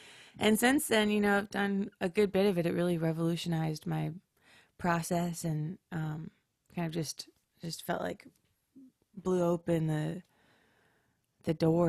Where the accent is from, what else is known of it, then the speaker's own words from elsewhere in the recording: Upper Peninsula of Michigan, United States; also born or lived in Missouri; now in Nashville, United States; I'm in Nashville, but I grew up in the Upper Peninsula of Michigan. That's where all my family roots are, is in the UP, which is like mining country, iron mining country. So Iron Mountain, Iron River, Ironwood